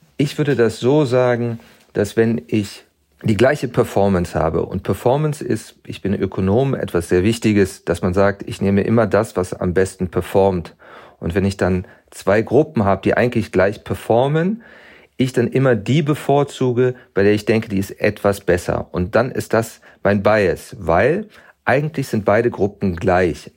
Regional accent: Germany; ich bin in Deutschland groß geworden

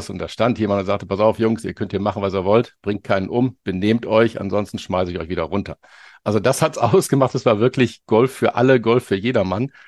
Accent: Düsseldorf, North Rhine-Westphalia, Germany; Also ich bin ja gebürtiger Düsseldorfer und auch in Düsseldorf aufgewachsen

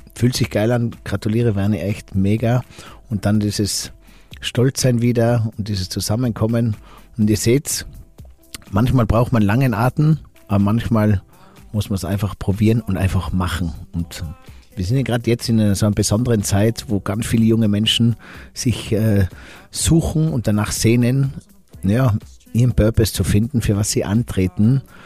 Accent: Finkenberg, Tyrol, Austria; ich komme aus der Stockfamilie in Finkenberg

